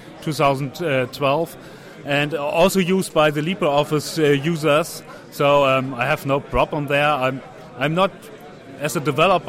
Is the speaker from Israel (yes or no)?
no; Hamburg, Germany; I'm from Hamburg, Germany